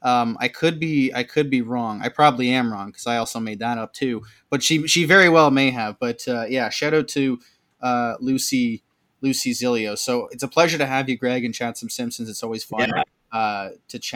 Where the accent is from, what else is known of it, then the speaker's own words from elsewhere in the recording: Canada; a Canadian guy like ourselves